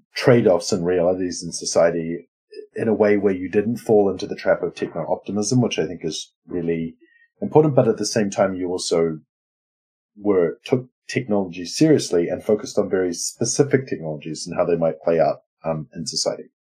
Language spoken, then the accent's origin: English; New Zealand; now in Sweden; I'm a New Zealander living in Sweden, uh, who's uh, like part Lebanese